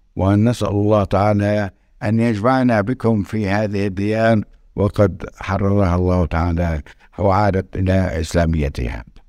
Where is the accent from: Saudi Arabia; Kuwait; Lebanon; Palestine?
Palestine; Nablus, West Bank; accent: Nablusi; also born or lived in Cairo; من مدينة نابلس من مواليد سنة 1940 ترعرعت في مدينتي